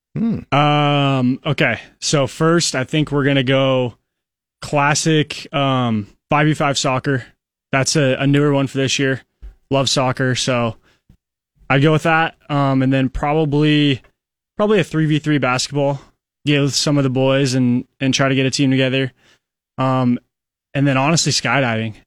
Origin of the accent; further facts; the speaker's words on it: Council Bluffs, Iowa, United States; moved away as an adult; now in Lincoln, United States; I'm only from Council Bluffs, but it, it feels like a world away.